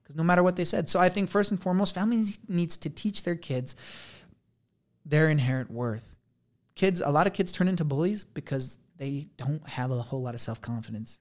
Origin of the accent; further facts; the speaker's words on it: Blanding, Utah, United States; I'm from Blanding, Utah